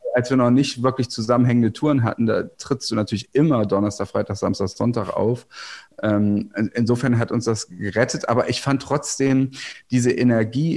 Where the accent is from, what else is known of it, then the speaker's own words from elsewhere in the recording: Goslar, Lower Saxony, Germany; moved away; also born or lived in Berlin; ich bin ja am Harz aufgewachsen oder am Harz, wie man sagen, also in der Kleinstadt Goslar, das ist im Westharz